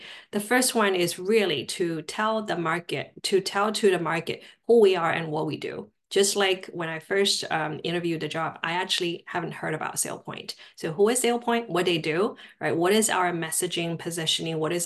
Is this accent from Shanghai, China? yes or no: yes; Shanghai, China; English is a second language; moved away as an adult; also born or lived in Durham, North Carolina; now in United States; I grew up in Shanghai, China.